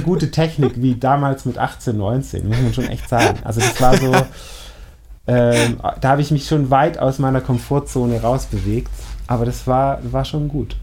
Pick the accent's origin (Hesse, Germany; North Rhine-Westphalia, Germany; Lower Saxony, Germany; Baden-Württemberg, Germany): Baden-Württemberg, Germany; Schorndorf; ich komme nicht direkt aus Schorndorf, sondern aus so einem Teilort mit irgendwie 2000 Einwohnern